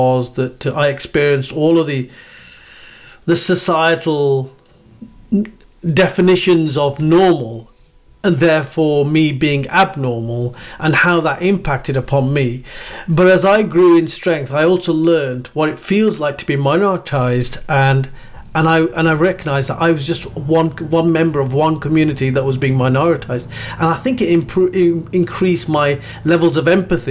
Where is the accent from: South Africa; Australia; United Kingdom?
United Kingdom; Black Country, West Midlands; we're both from the Black Country